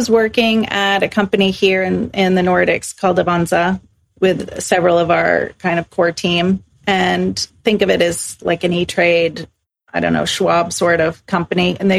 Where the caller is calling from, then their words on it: Stockholm, Stockholm County, Sweden; I'm calling in from Stockholm, Sweden, and thanks for having me on.